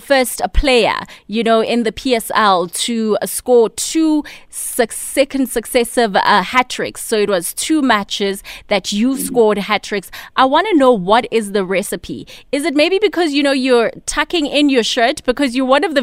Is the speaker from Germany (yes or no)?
no; South Africa; As South Africans